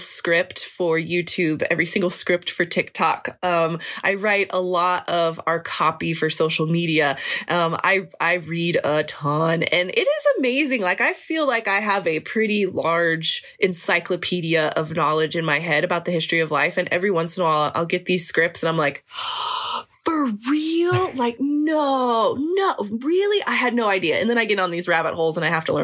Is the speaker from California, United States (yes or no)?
no; Kansas, United States; moved away; I grew up in Kansas